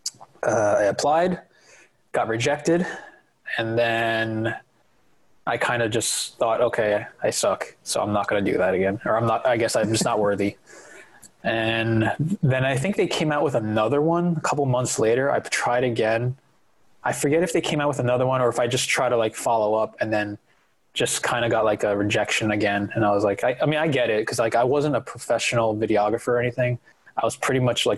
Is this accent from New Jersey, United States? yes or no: yes; New Jersey, United States; I'm born and raised in New Jersey